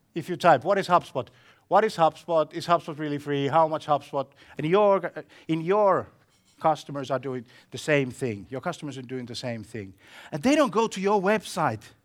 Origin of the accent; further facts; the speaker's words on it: Finland; I come from Finland